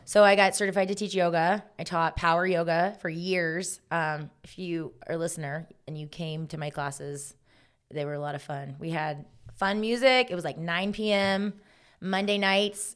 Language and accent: English; Augusta, Georgia, United States; moved away; also born or lived in South Carolina; I'm from Augusta, Georgia, home of the Masters. So we live five minutes from the Augusta